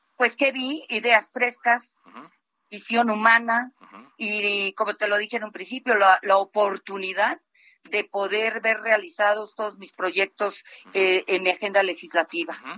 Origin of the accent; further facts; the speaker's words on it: Mexico; also born or lived in Mexico City; como ciudadana de este, de esta gran ciudad y como, como mexicana